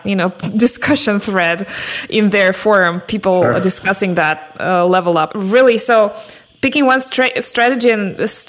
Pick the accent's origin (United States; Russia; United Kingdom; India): Russia; I come from Russia, and that is somewhat a developing country, I guess